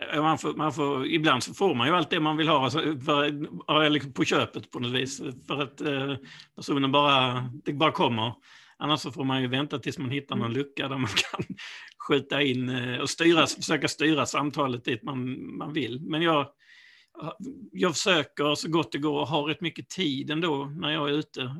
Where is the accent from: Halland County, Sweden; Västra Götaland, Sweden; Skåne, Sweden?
Skåne, Sweden; Malmö; moved away as an adult; now in Ystad, Sweden; jag är ju ursprungligen från Malmö